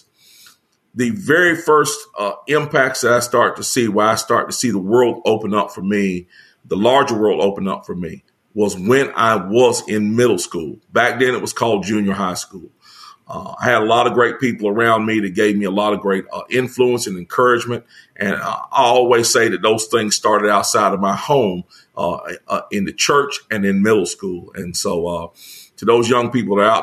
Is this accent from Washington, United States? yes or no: no; Greensboro, North Carolina, United States; I was born and raised in Greensboro.